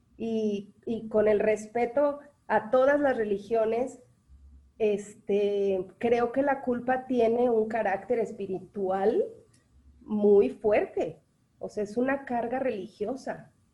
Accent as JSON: {"language": "Spanish", "country": "Mexico", "said": "porque somos mexicanos"}